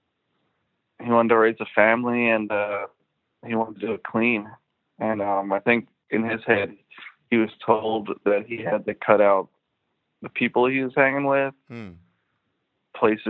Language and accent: English; Philadelphia, Pennsylvania, United States; moved away as an adult; also born or lived in Willow Grove, Pennsylvania; now in Brooklyn, United States; I grew up in Philadelphia, Northeast Philly, like around the Roosevelt Mall, Cobham, Castor area.